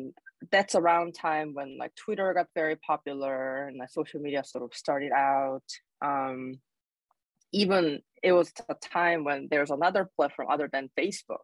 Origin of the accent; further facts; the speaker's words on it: South Korea; English is a second language; moved away as an adult; now in Alaska, United States; So I was born and raised in Korea